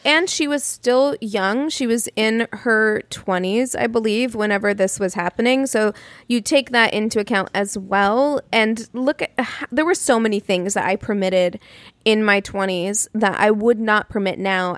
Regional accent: Missouri, United States; I'm from Missouri

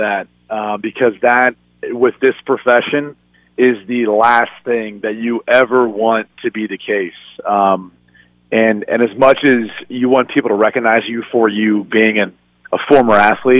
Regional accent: Ohio, United States; I mean, I grew up in Ohio, so I remember it.

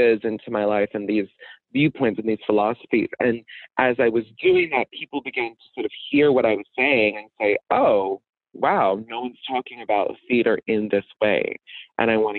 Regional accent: Birmingham, Alabama, United States; moved away; my hometown of Birmingham, Alabama

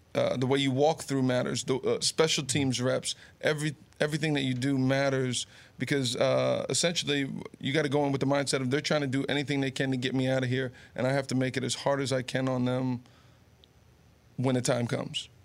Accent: Garfield, New Jersey, United States; also born or lived in Summit, New Jersey; being born in Summit, growing up in Garfield, yep. going to Monmouth uh, University, which is all here in Jersey

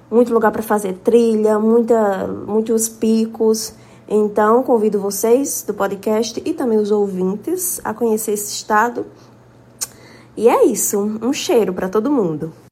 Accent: Cajazeiras, Paraíba, Brazil; moved away; sou jornalista da Paraíba de Cajazeiras, no sertão da Paraíba, mas moro em João Pessoa.

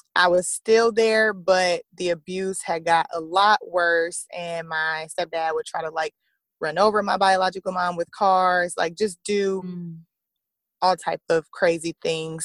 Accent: Lake Charles, Louisiana, United States; also born or lived in Illinois; a church here in Lake Charles, my hometown

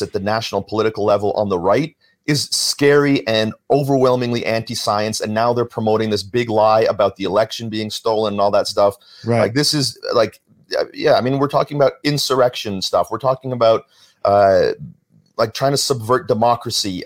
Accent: Vancouver, British Columbia, Canada; moved away; also born or lived in Toronto; I was growing up in Vancouver.

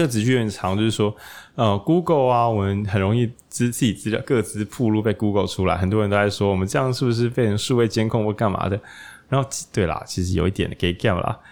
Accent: Taiwan; moved away; 我其实会有老家，然后在往台中其实的路上，就刚好经过那座我以前去上国中，一定会经过了一座小桥

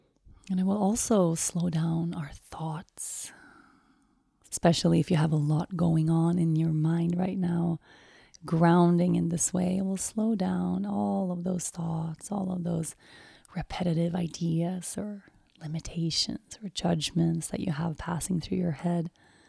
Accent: Stockholm, Stockholm County, Sweden; English is a second language; also born or lived in Uppsala; so I'm from Stockholm. Actually, I'm from Uppsala, which is a university city about an hour north of Stockholm. My whole family's from there. But when I was 9, I moved to Stockholm and I lived the rest of my years there.

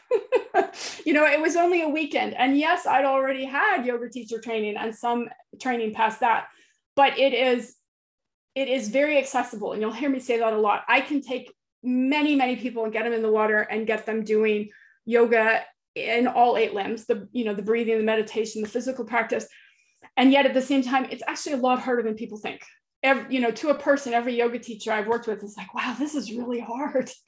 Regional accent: central California, United States; moved away as an adult; now in Florida, United States; I grew up in California um, oh. in a beach town in central California

